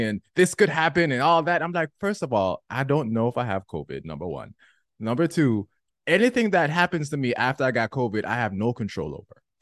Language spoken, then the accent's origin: English; Jamaica; I'm Jamaican